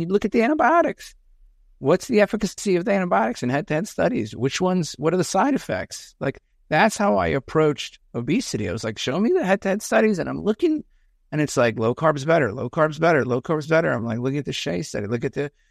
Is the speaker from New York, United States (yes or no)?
yes; outside of New York City, United States; I grew up outside of New York City.